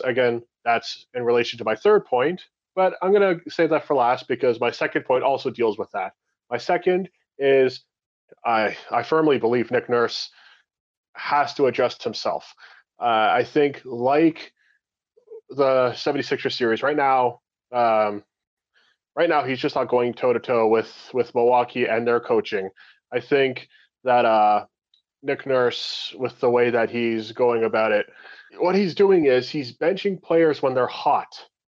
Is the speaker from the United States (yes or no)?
no; Canada; We're Canadian